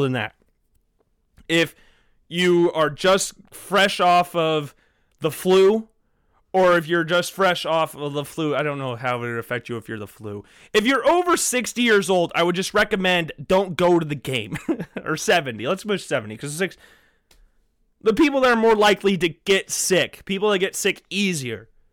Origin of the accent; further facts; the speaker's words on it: United States; I was born and raised in the United States